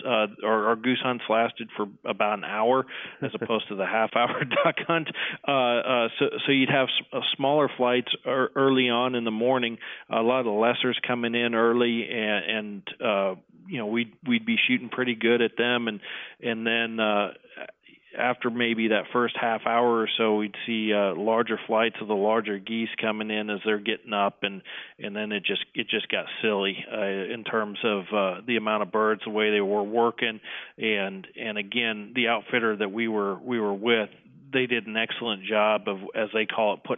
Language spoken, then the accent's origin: English; Nebraska, United States; In my home state in Nebraska